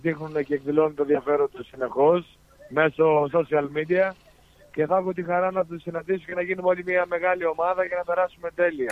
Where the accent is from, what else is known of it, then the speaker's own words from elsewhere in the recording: Kalavryta / Tripoli area, Peloponnese, Greece; moved away; τα Καλάβρη, τα Τρίπολη, που είναι από τα μέρη τα δικά μου